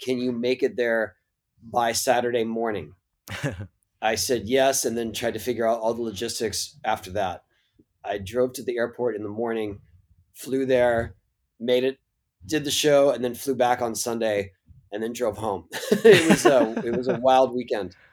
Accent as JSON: {"language": "English", "town": "San Diego", "region": "California", "country": "United States", "tie": "born or raised there", "said": "I grew up in San Diego"}